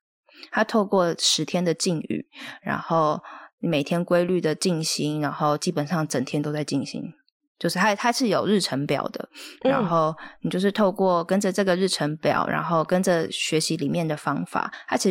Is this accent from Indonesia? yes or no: no; Hualien, Hualien County, Taiwan; also born or lived in Taipei; 我那时候是本来就要去打工度假，然后我从台北搬回花莲，然后想说啊，暑假也没事，就打个工好了